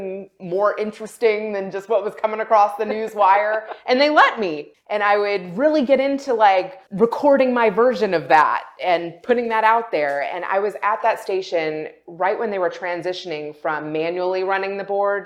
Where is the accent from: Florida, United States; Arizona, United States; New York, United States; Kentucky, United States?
Kentucky, United States; moved away as an adult; also born or lived in West Virginia / Chicago / Los Angeles; I grew up in Kentucky. I lived there my entire childhood